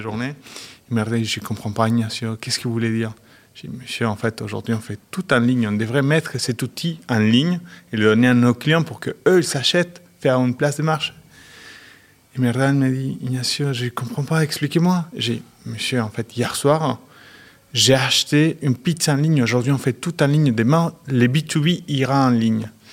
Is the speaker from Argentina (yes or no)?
yes; Argentina; French is a second language; moved away as an adult; also born or lived in Chile / Metz, France / Luxembourg; je suis né au Chili. Mais j'ai grandi en Argentine